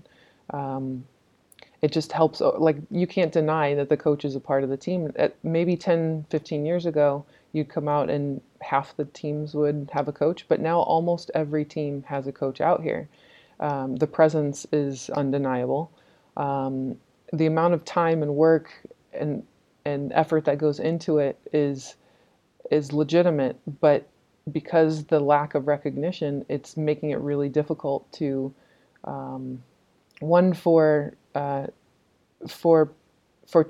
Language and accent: English; California, United States; an American and growing up in the California beach culture